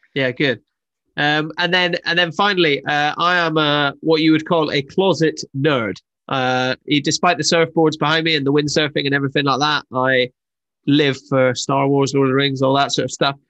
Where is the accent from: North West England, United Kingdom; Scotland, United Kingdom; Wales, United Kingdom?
Scotland, United Kingdom; I'm Scottish